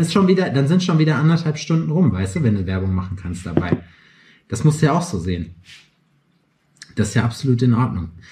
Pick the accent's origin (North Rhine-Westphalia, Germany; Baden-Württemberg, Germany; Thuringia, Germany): North Rhine-Westphalia, Germany; Lüdenscheid; moved away; ich bin Sauerländer, kein Pottler, aber ich komme von der Grenze